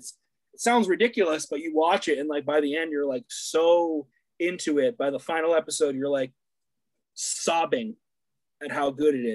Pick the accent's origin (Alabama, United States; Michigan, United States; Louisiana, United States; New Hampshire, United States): New Hampshire, United States; growing up in New Hampshire